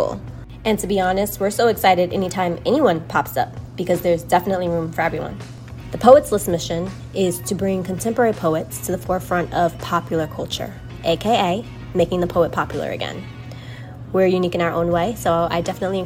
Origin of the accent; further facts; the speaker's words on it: New York City, New York, United States; I'm an African-American woman born and raised in Brooklyn, New York